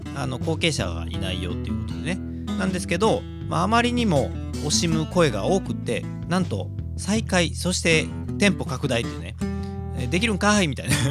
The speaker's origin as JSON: {"language": "Japanese", "town": "Kobe", "region": "Hyogo", "country": "Japan", "said": "神戸っ子"}